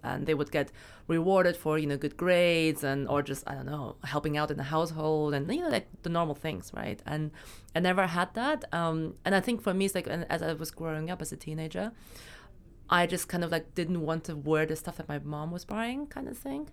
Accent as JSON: {"language": "English", "country": "Germany", "tie": "born or raised there", "also_born_or_lived": "China / Berlin", "moved": "as an adult", "lives_now": "London, United Kingdom", "said": "I was born in China, but I moved to Germany when I was six, um, so I got all my education actually in Germany"}